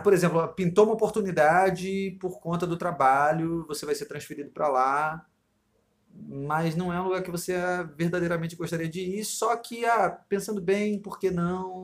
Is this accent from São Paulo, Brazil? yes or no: no; Rio de Janeiro, Brazil; eu me dou bem por ser carioca, claro, e aí aqui no Rio eu me dou bem com isso